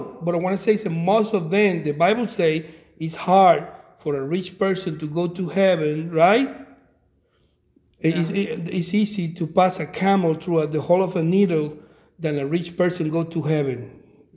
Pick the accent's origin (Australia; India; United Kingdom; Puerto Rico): Puerto Rico; I'm from Puerto Rico.